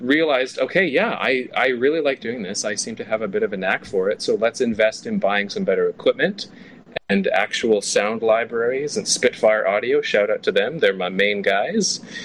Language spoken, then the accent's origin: English; Canada; also born or lived in Toronto; I'm Canadian. Uh, I live in Toronto, but I was in Vancouver.